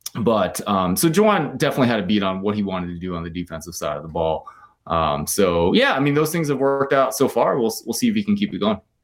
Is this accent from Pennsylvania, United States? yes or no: yes; near Philadelphia, Pennsylvania, United States; moved away as an adult; also born or lived in Stanford, California; now in Ann Arbor, United States; I grew up near Philly